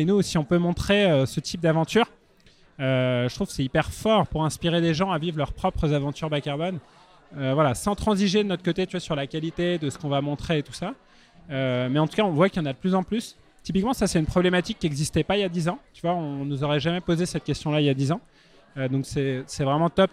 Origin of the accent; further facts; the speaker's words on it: Paris, Île-de-France, France; je suis parisien